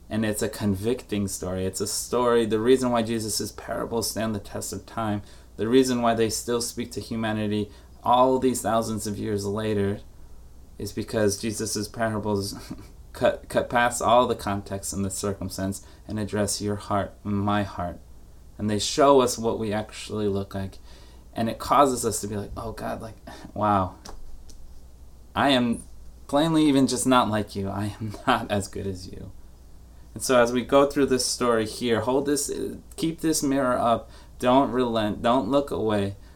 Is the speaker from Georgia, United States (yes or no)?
no; New York, United States; as a New Yorker who was born and, and raised, not born, but raised to just not like Massachusetts